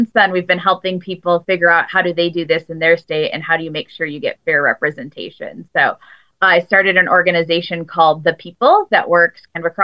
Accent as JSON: {"language": "English", "town": "Grand Rapids", "region": "Michigan", "country": "United States", "said": "I'm from Michigan, Grand Rapids, Michigan specifically"}